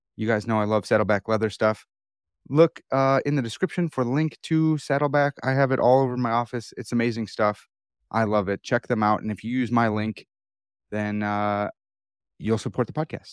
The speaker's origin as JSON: {"language": "English", "town": "Chicago", "region": "Illinois", "country": "United States", "accent": "Chicago", "said": "my Chicago accent"}